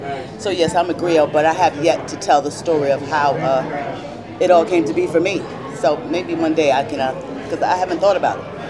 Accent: New York City, New York, United States; I grew up in the Lincoln Projects in Harlem, New York City.

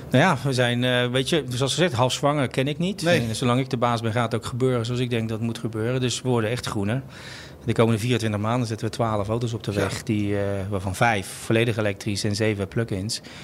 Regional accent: Rotterdam, South Holland, Netherlands; also born or lived in Amsterdam; ik ben een vooral Rotterdammer. Dat zit een beetje in je bloed.

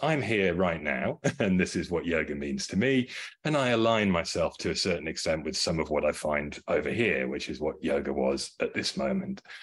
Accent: United Kingdom; I grew up in the United Kingdom.

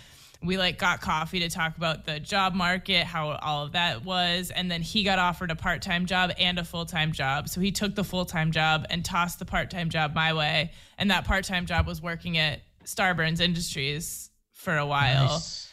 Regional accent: New Hampshire, United States; moved away as an adult; also born or lived in Los Angeles; now in Maine, United States; I grew up in New Hampshire.

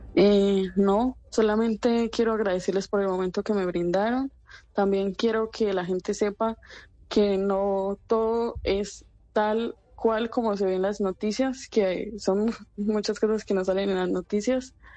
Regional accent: Medellín, Antioquia, Colombia; now in Sderot, Israel; Yo soy de Medellín.

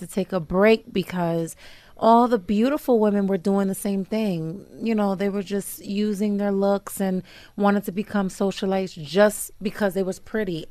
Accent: New York, United States; moved away as an adult; also born or lived in New Jersey; now in Uganda; I was raised in New York

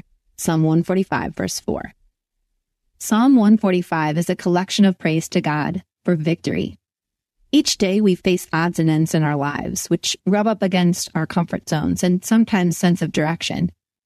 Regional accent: Cuyahoga River Valley, Ohio, United States; Growing up in the Cuyahoga River Valley, our cross-country team ran up and down and wound around the national park we were grateful to call home.

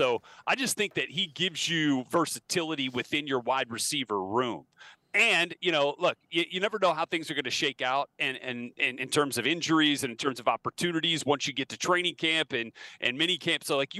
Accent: New Orleans, Louisiana, United States; growing up in New Orleans, you know, and being a tortured son of a Saints employee

